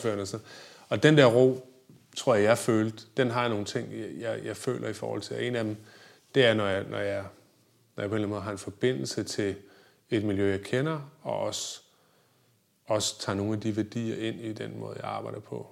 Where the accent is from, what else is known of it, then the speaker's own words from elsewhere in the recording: Viborg, Central Denmark Region, Denmark; moved away; jeg boede med i Viborg, hvor jeg voksede op